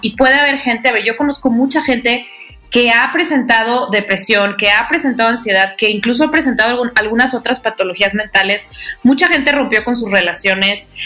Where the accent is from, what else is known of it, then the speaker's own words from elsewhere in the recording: Guadalajara, Jalisco, Mexico; now in Mexico City, Mexico; las dos somos, somos tapatías y vivimos en la Ciudad de México